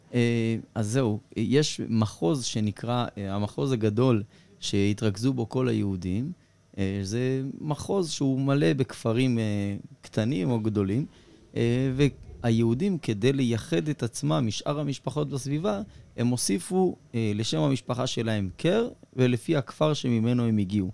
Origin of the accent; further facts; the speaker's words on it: India; now in Israel; אצלנו ההודים